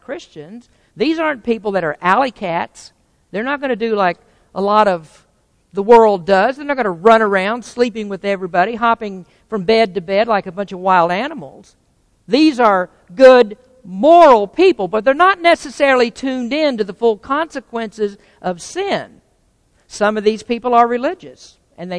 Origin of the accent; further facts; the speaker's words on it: the Bible Belt, United States; moved away as an adult; now in California, United States; But I came from a very sheltered environment. I came from Bible Belt, from very conservative people